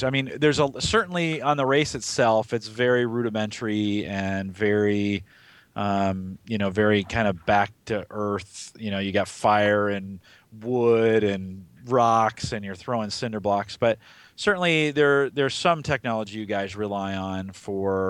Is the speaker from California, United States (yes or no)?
yes; San Francisco Bay Area, California, United States; I grew up in the San Francisco Bay Area